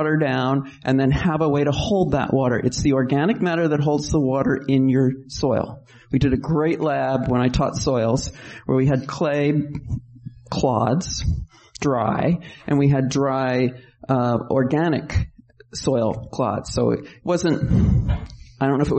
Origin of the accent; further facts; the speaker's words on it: New York, United States; now in California, United States; I'm from New York, and when I moved west, I couldn't believe that all the streets are straight